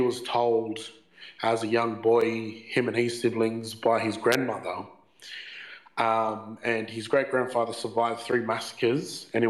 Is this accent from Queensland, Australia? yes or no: yes; Brisbane, Queensland, Australia; the big brothers that I grew up with here in Brizzy